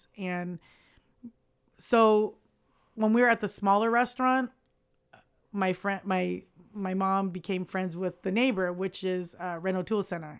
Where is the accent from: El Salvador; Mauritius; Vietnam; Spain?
Vietnam; So we're Chinese from Vietnam, but people think that we're Korean because it's very Korean last name.